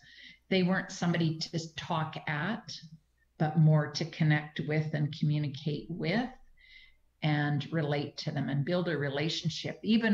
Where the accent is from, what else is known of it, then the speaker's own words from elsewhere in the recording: Manitoba, Canada; moved away; Even in small communities like around BC, I come from Manitoba. Years ago, I moved out to BC from Manitoba.